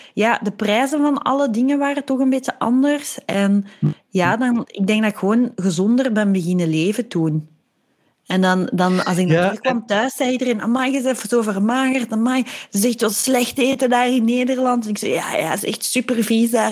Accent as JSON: {"language": "Dutch", "country": "Belgium", "also_born_or_lived": "Leiden, Netherlands", "moved": "as an adult", "said": "wij als Belgen"}